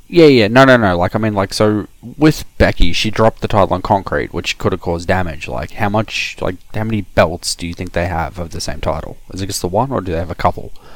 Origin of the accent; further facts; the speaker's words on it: Australia; speaking as an Australian